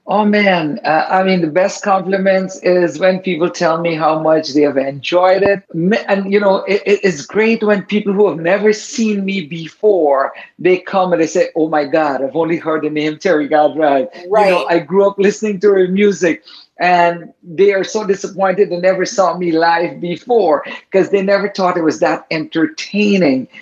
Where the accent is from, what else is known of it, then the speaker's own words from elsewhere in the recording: Guyana; My ancestors came from India, but I was born in the Caribbean